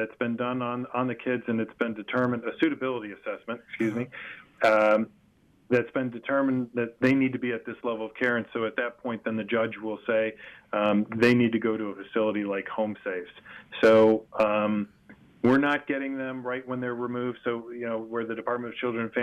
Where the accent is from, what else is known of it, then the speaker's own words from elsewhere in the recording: Boca Raton, Florida, United States; I grew up down here in Boca Raton